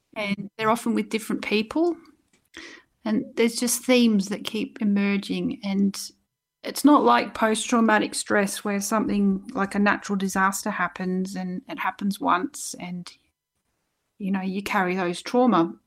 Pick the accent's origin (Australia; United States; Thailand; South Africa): Australia; Doveton, Victoria; also born or lived in Wales, United Kingdom; I actually grew up in a place called Doveton, which is in Victoria